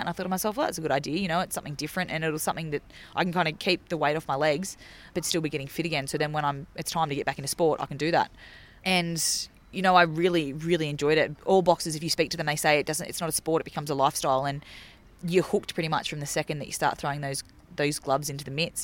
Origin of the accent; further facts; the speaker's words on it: Laurieton, New South Wales, Australia; my hometown of, um, of Lorriten, which is near Port Macquarie, New South Wales.